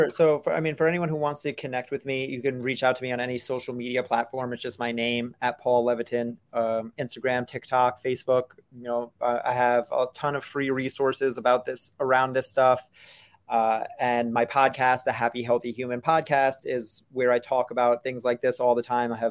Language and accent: English; Brooklyn, New York, United States; I'm also from New York, so I talk fast and I talk loud and I gesture with my hands a lot. So that's that's part of the Brooklyn in me too.